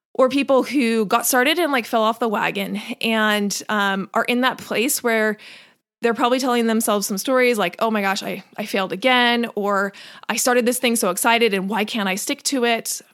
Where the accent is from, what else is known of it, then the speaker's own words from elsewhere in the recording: Washington, United States; also born or lived in North Carolina; now in California, United States; I grew up in Washington